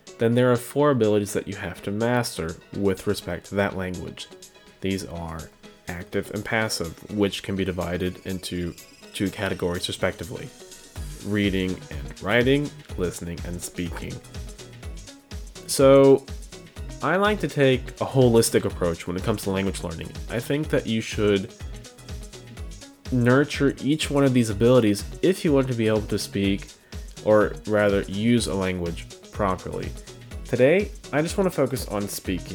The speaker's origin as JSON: {"language": "English", "region": "Midwest", "country": "United States", "said": "So I'm from the Midwest, and I learned German in high school"}